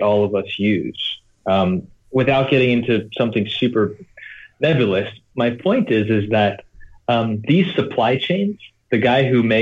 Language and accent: English; United States; now in Shenzhen, China; being an American living in Asia